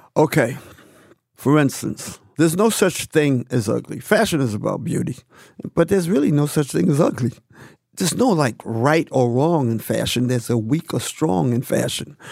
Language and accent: English; New York City, New York, United States; me growing up in Harlem